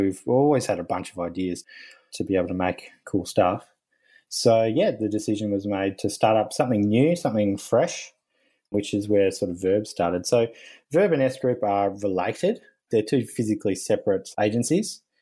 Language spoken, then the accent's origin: English; Tasmania, Australia; moved away as an adult; back with my wife to where we grew up in Tasmania, which is the little island down the bottom of Australia